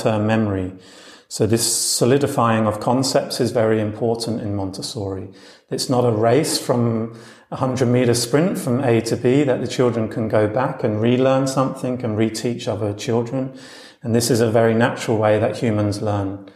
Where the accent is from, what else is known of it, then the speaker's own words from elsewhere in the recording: London, United Kingdom; moved away as an adult; also born or lived in Australia / United States; now in Berlin, Germany; I previously lived and worked as a teacher in Australia, America and England, where I'm from London.